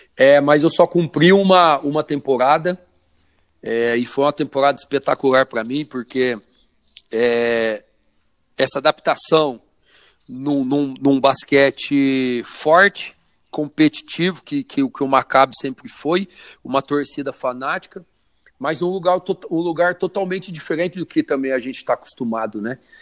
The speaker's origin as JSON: {"language": "Portuguese", "town": "Orlândia", "region": "São Paulo", "country": "Brazil", "tie": "born or raised there", "said": "sou natural de Orlândia, interior de São Paulo"}